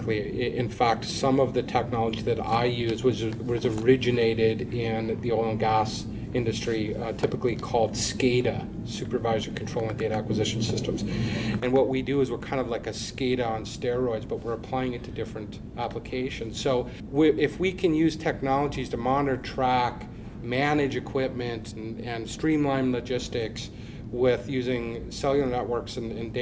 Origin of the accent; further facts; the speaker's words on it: Hillsboro, North Dakota, United States; I am from just outside of Hillsborough, North Dakota